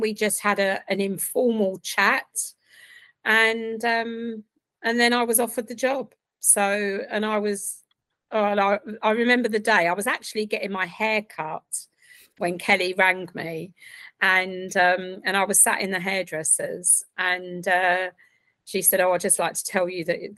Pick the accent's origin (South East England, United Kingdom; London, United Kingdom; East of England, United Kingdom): East of England, United Kingdom; Essex; now in Reading, United Kingdom; originally from Essex